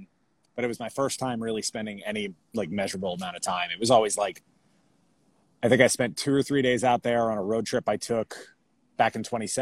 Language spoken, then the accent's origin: English; an hour outside of Manhattan, New York, United States; moved away as an adult; also born or lived in Florida; So I grew up in New York, basically grew up like an hour outside of Manhattan. I was born in Florida. Family moved up there when I was like two.